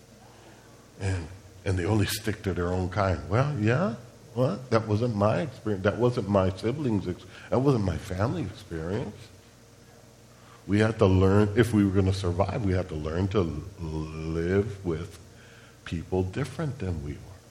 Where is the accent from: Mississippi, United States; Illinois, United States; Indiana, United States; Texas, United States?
Illinois, United States; Chicago; I'm Puerto Rican. I was born and raised in Chicago, Illinois